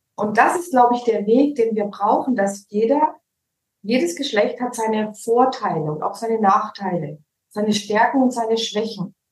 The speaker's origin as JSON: {"language": "German", "area": "Allgäu", "region": "Bavaria", "country": "Germany", "tie": "born or raised there", "also_born_or_lived": "Nuremberg", "accent": "Franconian", "moved": "as an adult", "lives_now": "Cyprus", "said": "aus Nürnberg. Aufgewachsen bin ich tatsächlich im Allgäu. Ich bin geboren in Nürnberg. Dann mhm. wurde ich ins Allgäu gezogen, so mit 14, 15 wieder zurück nach mhm. Nürnberg"}